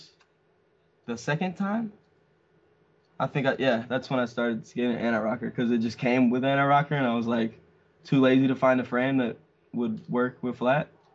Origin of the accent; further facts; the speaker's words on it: Canada; we're Canadian